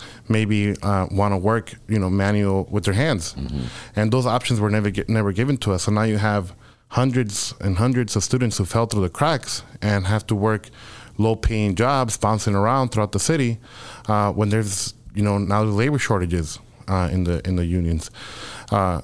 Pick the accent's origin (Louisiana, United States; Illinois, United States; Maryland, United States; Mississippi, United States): Illinois, United States; Chicago; also born or lived in Mexico; growing up on the South Side, right? So I think that as a young Mexican immigrant